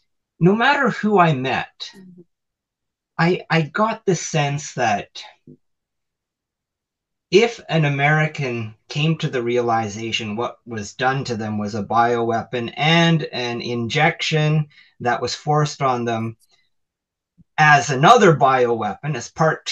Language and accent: English; Canada; being a Canadian for all my life